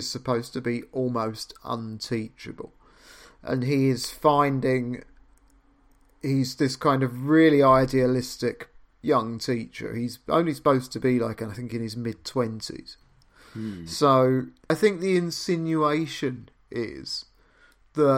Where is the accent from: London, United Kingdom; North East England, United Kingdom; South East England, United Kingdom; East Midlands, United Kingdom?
London, United Kingdom; I was born in London in 1972